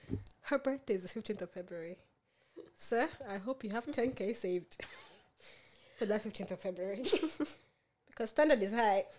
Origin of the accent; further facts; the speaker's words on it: Kenya; also born or lived in Australia; I'm both. I'm Kenyan and Australian.